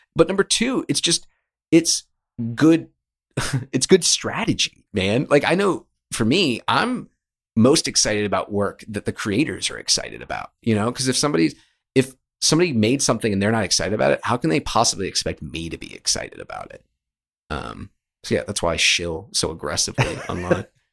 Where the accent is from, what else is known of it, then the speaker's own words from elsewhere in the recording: Richmond, Virginia, United States; moved away as an adult; also born or lived in New York; I'm from Richmond, Virginia, and I moved up to New York